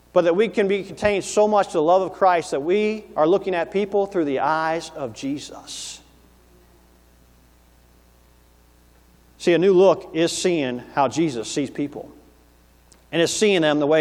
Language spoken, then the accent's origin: English; Tennessee, United States; growing up in Tennessee as a young man